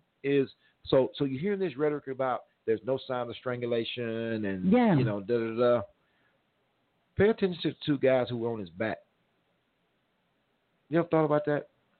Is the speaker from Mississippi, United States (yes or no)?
yes; Mississippi, United States; Look, I'm from the South. I'm from Mississippi.